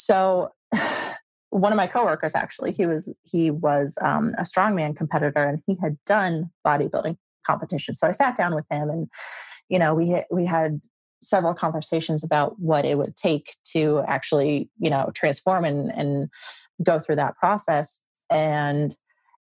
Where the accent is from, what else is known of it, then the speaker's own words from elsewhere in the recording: Midwest, United States; moved away as an adult; also born or lived in Las Vegas; I was from the Midwest